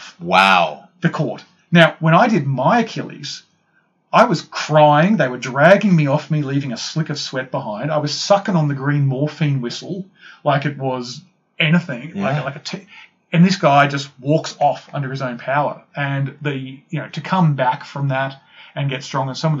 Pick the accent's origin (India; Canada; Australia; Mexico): Australia; I'm Australian